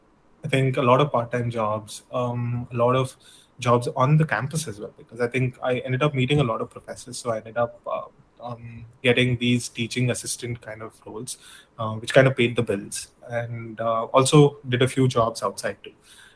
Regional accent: South India, India; I'm from Southern India, by the way, so I had zero North Indian friends.

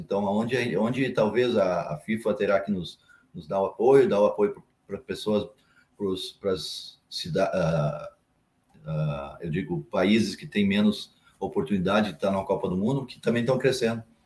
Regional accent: São Leopoldo, Rio Grande do Sul, Brazil; now in Dois Irmãos, Brazil; eu nasci em São Leopoldo. Morei muito tempo na, na Charlau, São Leopoldo.

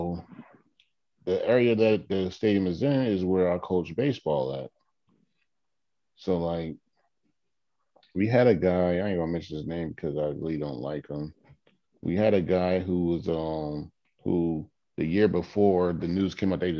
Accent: Atlantic City, New Jersey, United States; I am from Atlantic City

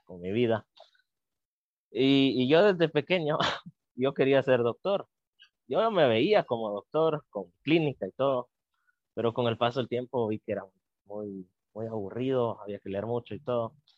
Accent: Guatemala; como guatemaltecos y guatemaltecas

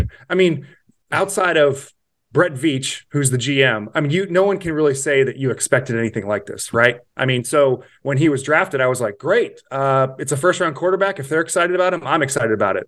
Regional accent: Kansas City, Missouri, United States; moved away as an adult; now in Fort Worth, United States; born and raised in Kansas City.

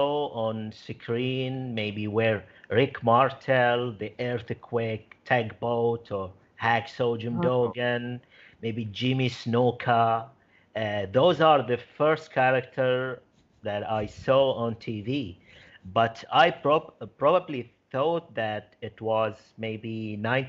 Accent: Bahrain; my home country, Bahrain

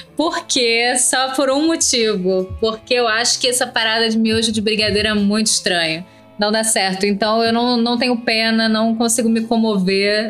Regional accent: Brazil; Sou brasileira

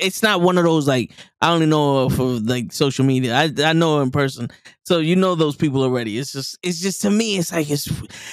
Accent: New York, United States; me, Show, and Kenny are from New York

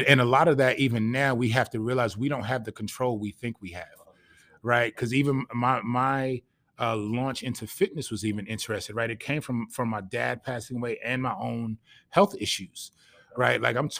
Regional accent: Passaic, New Jersey, United States; moved away as an adult; also born or lived in Texas / Louisiana; I was born and raised in Passaic, New Jersey, a city about 20 minutes outside of New York City

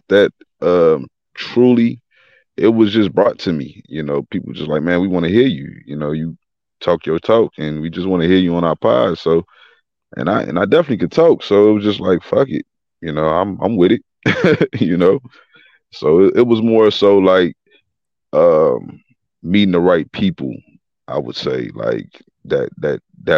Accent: Chicago, Illinois, United States; I'm from Chicago, born and raised.

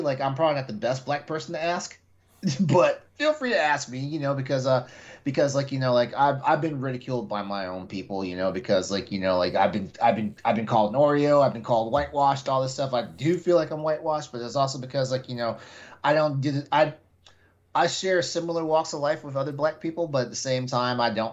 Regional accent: Texas, United States; I I grew up in Texas.

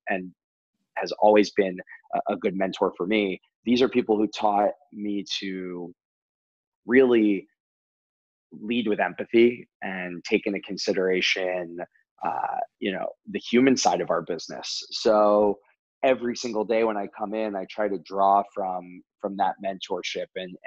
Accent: New Jersey, United States; now in New York, United States; I grew up in New Jersey, on down in the Jersey Shore, and not like the TV show, but really in a small beach town in South Jersey

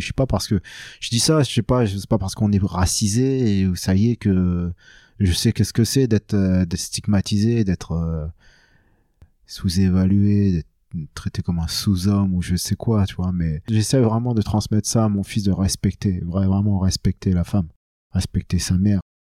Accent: France; je suis né en France, et tout ça, je suis, je suis pas un vietnamien qui vient de débarquer

